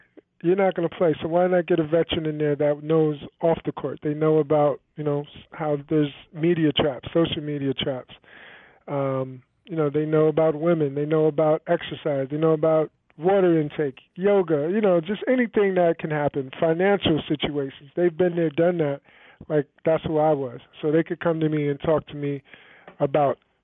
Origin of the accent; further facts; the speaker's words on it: Peekskill, New York, United States; moved away as an adult; I grew up in Peekskill, New York, outside of in Westchester County